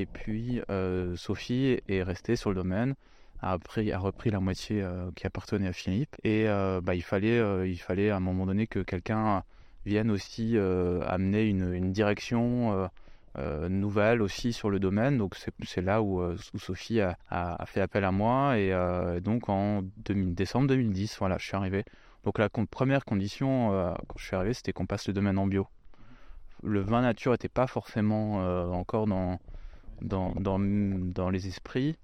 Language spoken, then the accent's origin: French; Lorraine, Grand Est, France; also born or lived in Rosheim, Alsace; même si je suis pas originaire du sud de la France, je suis lorrain.